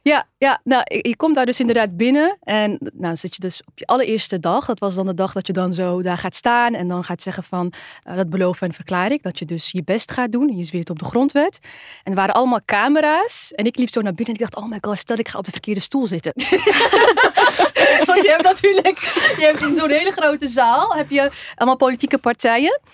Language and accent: Dutch; Netherlands; Wij zijn ook Nederlanders